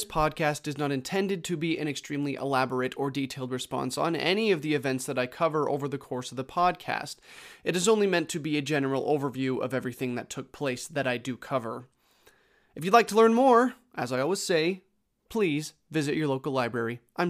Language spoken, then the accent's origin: English; United States; So I grew up in the United States